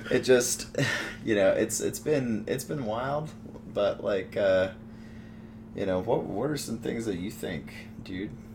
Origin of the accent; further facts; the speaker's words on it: Missouri, United States; moved away as an adult; also born or lived in Denver / Fort Collins; I grew up in Missouri